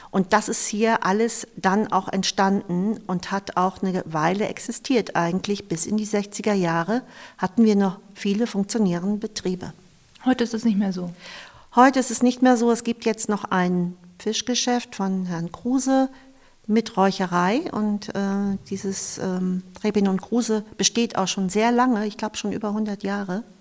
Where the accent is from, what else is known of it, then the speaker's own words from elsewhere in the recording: Eckernförde, Schleswig-Holstein, Germany; Ich verbinde ganz viel mit den Orten in Eckernförde und ich bin am Wasser aufgewachsen. Mein Vater, mein Onkel, mein Opa waren äh, Noorfischer, also Binnenfischer.